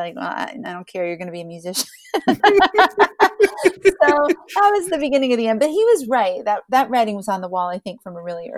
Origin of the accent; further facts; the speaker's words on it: Ohio, United States; I grew up in Southeastern Ohio. So everybody had guitars and mandolins, and violins and washboards and put your hands on.